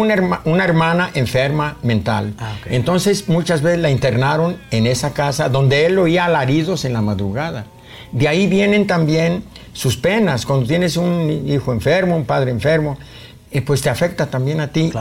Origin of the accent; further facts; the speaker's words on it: Tenamaxtlán, Jalisco, Mexico; moved away; also born or lived in Tecolotlán / New York / Mexico City / Guadalajara; ahí está mi tierra natal, Tenamastlán